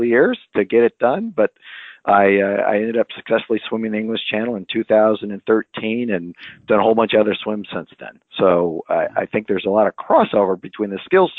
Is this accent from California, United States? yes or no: yes; California, United States; moved away as an adult; also born or lived in Philadelphia area; now in Philadelphia, United States; I'm a California guy. I grew up in California, and I've actually been out in the Philadelphia area now for about 20 years